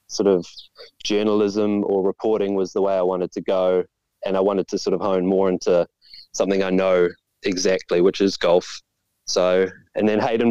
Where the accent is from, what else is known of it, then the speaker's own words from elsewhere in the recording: New Plymouth, Taranaki, New Zealand; now in Auckland, New Zealand; I grew up at New Plymouth, which is by the sea